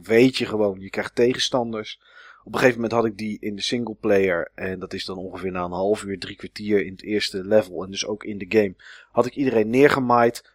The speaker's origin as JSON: {"language": "Dutch", "country": "Netherlands", "said": "ben ik wel echt een Nederlander"}